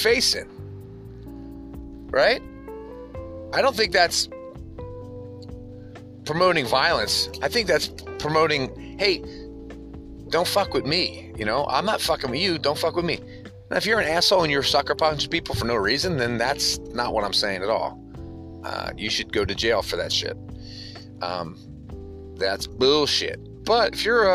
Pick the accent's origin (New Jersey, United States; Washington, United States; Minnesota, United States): New Jersey, United States; moved away; also born or lived in Midwest / West Coast; growing up in South Jersey